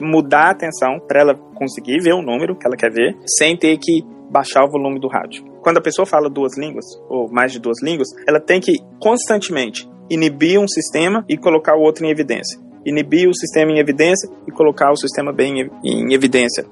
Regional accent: Belo Horizonte, Minas Gerais, Brazil; eu sou de Belo Horizonte, fiz minha graduação na, na Faculdade de Filosofia e Ciências Humanas lá da UFMG

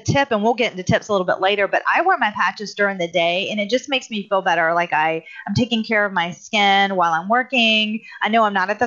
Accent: South Carolina, United States; I'm from South Carolina

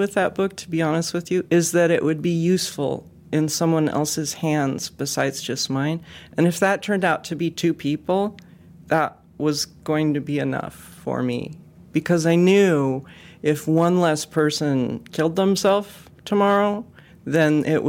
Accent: West Coast, United States; I think of it as energy too, but I'm from the West Coast, so I have to be careful about talking about energy.

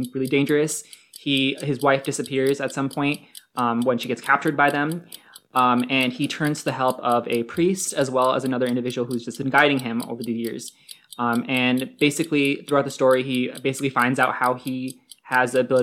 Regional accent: Pakistan; I'm Muslim, I'm Pakistani

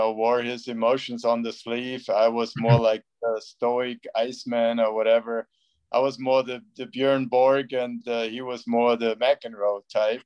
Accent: Bavaria, Germany; where I grew up in Bavaria.

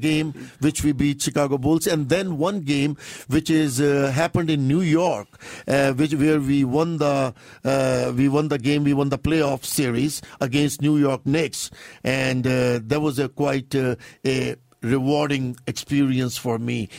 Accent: India; now in Toronto, Canada; I'm a Sikh from India

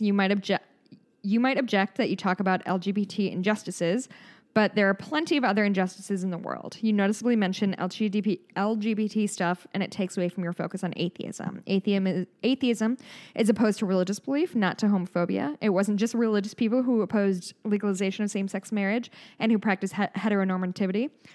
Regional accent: United States; we're American

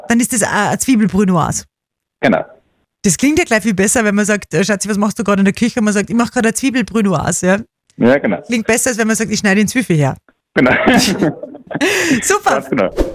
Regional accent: Upper Austria, Austria; bei uns in Oberösterreich

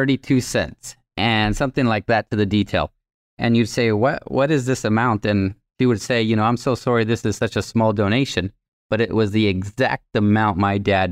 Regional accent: Tamaulipas, Mexico; first language Spanish; English is a second language; right across the border from Laredo, Texas. So I grew up with 50 brothers and sisters. Spanish was my first language

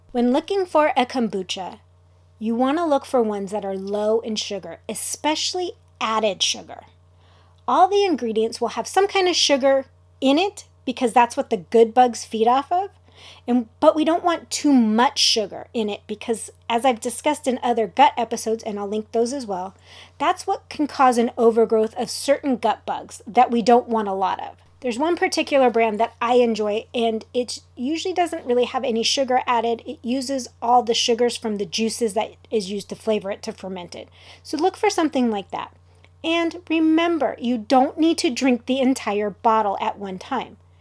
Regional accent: Southern California, United States; I'm from Southern California

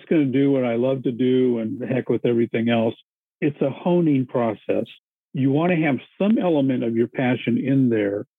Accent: United States; I'm Japanese American

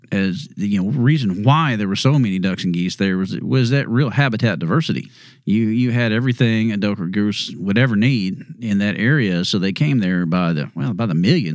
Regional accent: Houston, Texas, United States; growing up on the east side in Kingwood

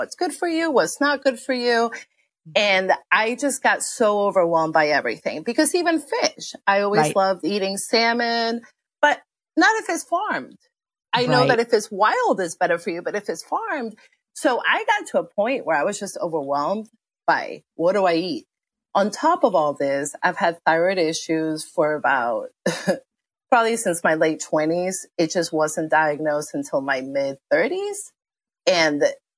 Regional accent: Argentina; now in DC area, United States; My parents are Argentinian. I grew up in Argentina.

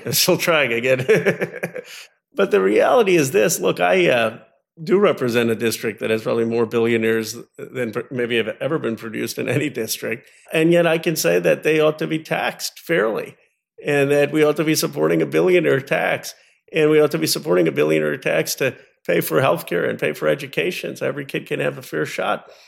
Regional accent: United States; when you grow up as Indian American of, of, of Hindu faith

